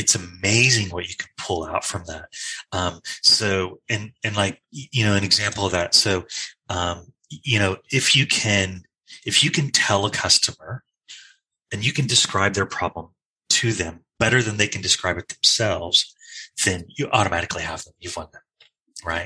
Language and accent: English; Australia; now in United States; you can hear from my accent, I originally come from Australia